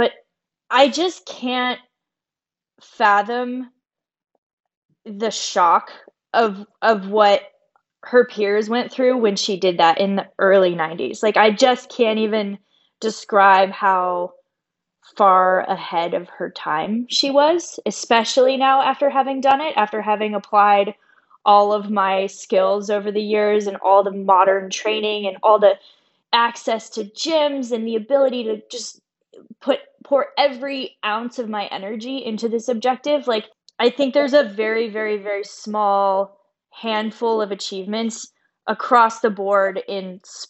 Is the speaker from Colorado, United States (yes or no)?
yes; Boulder, Colorado, United States; growing up in Boulder, Colorado